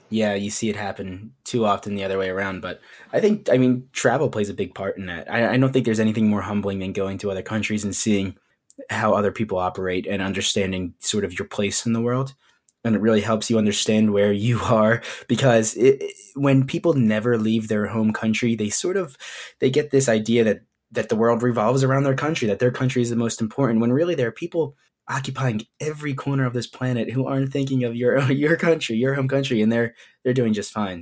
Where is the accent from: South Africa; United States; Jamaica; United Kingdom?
United States; I just happen to be born on this piece of land with the borders that constitute it as the United States.